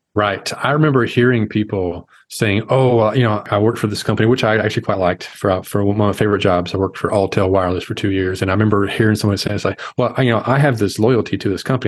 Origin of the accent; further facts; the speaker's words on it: Arkansas, United States; I'm the guy from Arkansas